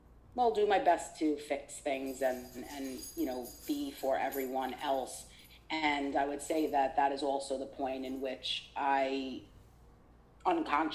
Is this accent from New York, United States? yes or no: yes; New York City, New York, United States; growing up in Brooklyn, I, you know, at elementary school